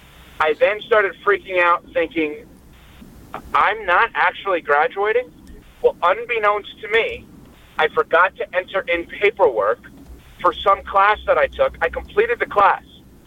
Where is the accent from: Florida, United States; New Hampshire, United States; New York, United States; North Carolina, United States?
New York, United States; moved away as an adult; also born or lived in Madison, Wisconsin; I'm from New York.